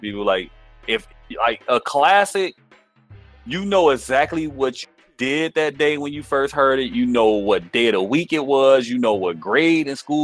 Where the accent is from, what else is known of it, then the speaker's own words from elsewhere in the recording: Chicago, Illinois, United States; I'm from Chicago